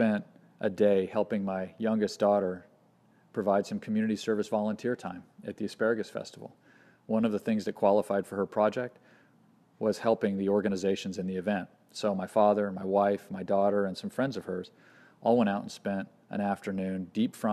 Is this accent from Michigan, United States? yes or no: no; Stockton, California, United States; now in Seattle, United States; I grew up in Stockton, and I currently live in Seattle, Washington.